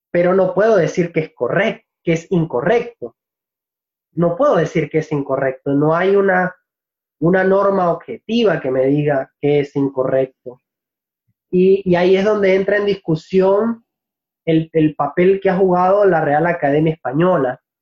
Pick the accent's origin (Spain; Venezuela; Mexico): Venezuela; es lo que nosotros comúnmente llamamos acento neutro como venezolano, a ver, tengo, eh, es difícil para algunas personas distinguir de dónde exactamente soy cuando hablo de una manera pausada.